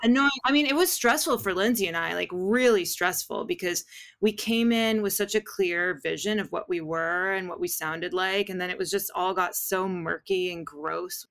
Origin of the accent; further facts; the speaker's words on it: Los Angeles, California, United States; also born or lived in Tujunga; I'm a true Valley girl. I was born and raised in the San Fernando Valley